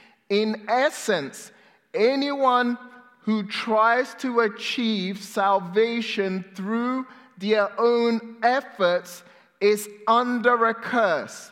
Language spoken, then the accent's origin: English; England, United Kingdom; also born or lived in Ghana; I was born in Ghana, West Africa, and I moved to England when I was 6-7 years old